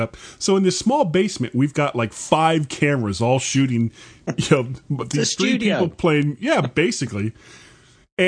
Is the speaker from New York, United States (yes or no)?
no; Florida, United States; I am a blonde from Florida